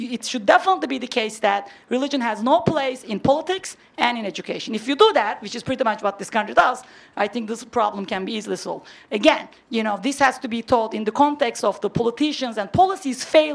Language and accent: English; Turkey; moved away as an adult; now in United States; I'm from Turkey. I came to this country 20 years ago. I grew up in a secular country